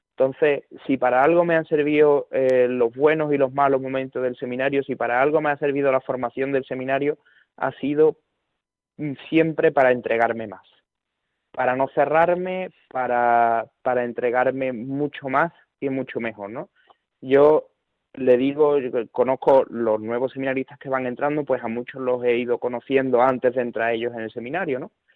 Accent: Seville, Andalusia, Spain; en mi pueblo hay dos parroquias, está San José y está Santa María Madre de Dios

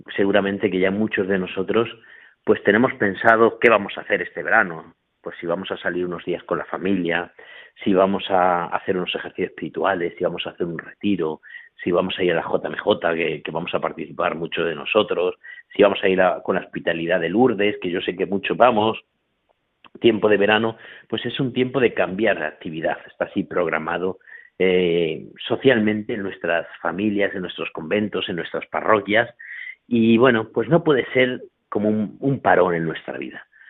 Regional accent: Corral de Almaguer, Castilla-La Mancha, Spain; moved away as an adult; now in Huéscar, Spain; dejé el Corral de Almaguer, mi pueblo, mi familia

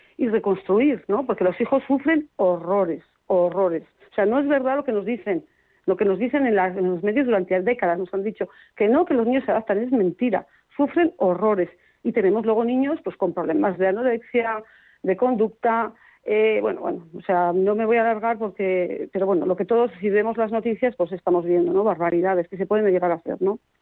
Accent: Burgos, Castile and León, Spain; yo soy de Burgos

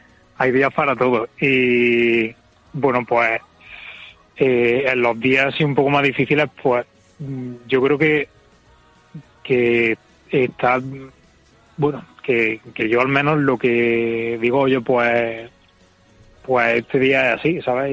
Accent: Córdoba, Andalusia, Spain; moved away as an adult; also born or lived in Madrid; now in Córdoba, Spain; soy de aquí, soy de Córdoba y me fui allí a trabajar

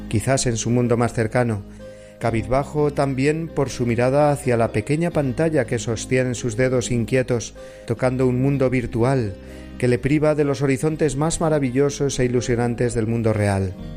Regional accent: Cuenca, Castilla-La Mancha, Spain; el día de la patrona de mi ciudad natal de Cuenca, la Virgen de la Luz

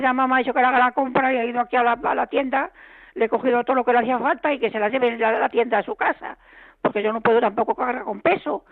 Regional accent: Puebla de la Reina, Extremadura, Spain; moved away; mi pueblo es Don Benito, mi, pueblo es Puebla de la Reina.

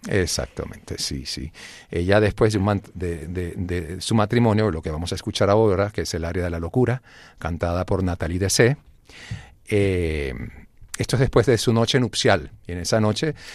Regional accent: Venezuela; moved away; also born or lived in Grenoble, France; Sí, nací en Francia. Mi padre estaba haciendo un posgrado ahí en, Grenoble y ya luego pues nos fuimos a Venezuela

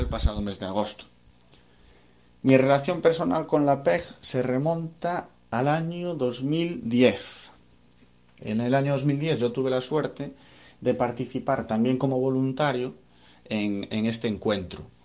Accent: Ferrol, Galicia, Spain; soy natural de Ferrol

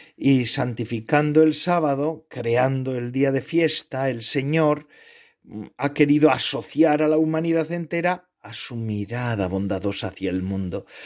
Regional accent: Spain; born or raised there

